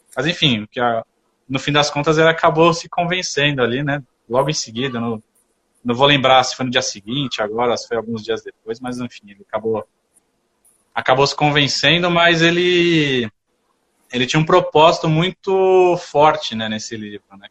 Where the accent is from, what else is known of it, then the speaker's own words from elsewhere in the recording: São Paulo, Brazil; eu sou de São Paulo